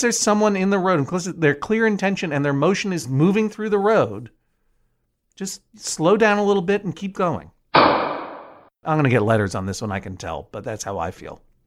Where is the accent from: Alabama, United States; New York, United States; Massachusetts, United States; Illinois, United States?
Massachusetts, United States; Boston; now in Brooklyn, United States; I grew up in the Boston area.